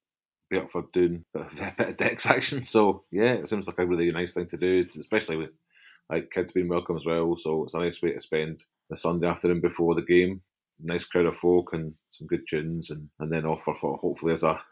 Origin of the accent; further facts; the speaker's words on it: Glasgow, Scotland, United Kingdom; I grew up in Broomhill. And I was aware that Partick was the next bit to us